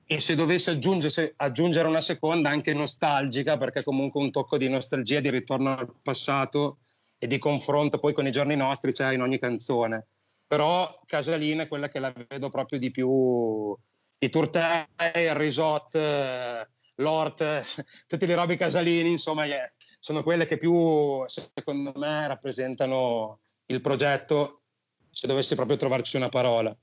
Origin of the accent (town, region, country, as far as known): Mantua, Lombardy, Italy